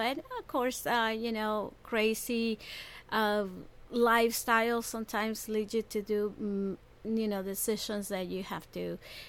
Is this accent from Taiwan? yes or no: no; Puerto Rico; moved away; also born or lived in Fort Lauderdale, Florida; I grew up in Puerto Rico.